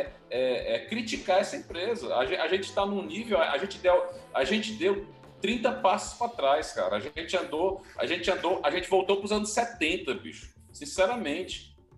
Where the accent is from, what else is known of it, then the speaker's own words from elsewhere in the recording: Northeast Region, Brazil; accent: sotaque cantado (Northeastern); Eu tenho um sotaque cantado, então é porque eu sou nordestino